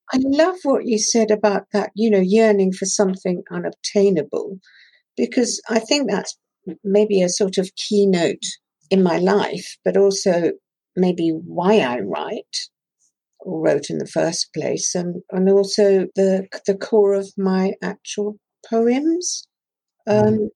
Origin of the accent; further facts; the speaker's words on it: Shanklin, South East England, United Kingdom; first language Persian; English is a second language; also born or lived in Tehran, Iran; When I was six years old, I was sent from Tehran to Shanklin on the Isle of Wight um, and to boarding school there.